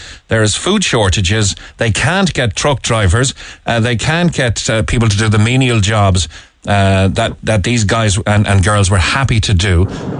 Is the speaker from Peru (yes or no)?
no; Ireland; being Irish